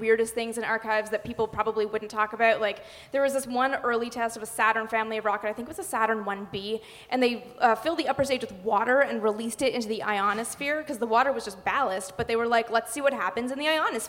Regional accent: Canada; now in United States; I'm actually from Canada, so growing up in Canada

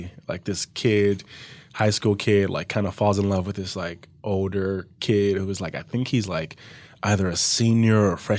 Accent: Compton, California, United States; born or raised there

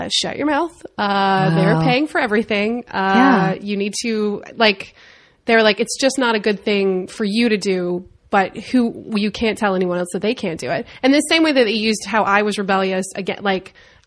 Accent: Winston-Salem, North Carolina, United States; moved away as an adult; also born or lived in Chicago / New York; now in Los Angeles, United States; I was in Winston-Salem, North Carolina

